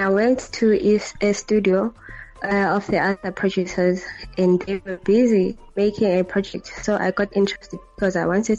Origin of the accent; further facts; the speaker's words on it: Port St. Johns, Eastern Cape, South Africa; now in Butterworth, South Africa; I'm PPC. Port St. John's, but currently staying in Butterworth, Eastern Cape, South Africa.